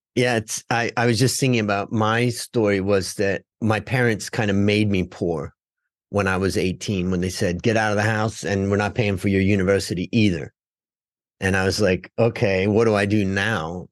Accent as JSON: {"language": "English", "town": "Cleveland", "region": "Ohio", "country": "United States", "tie": "born or raised there", "said": "I grew up in Cleveland"}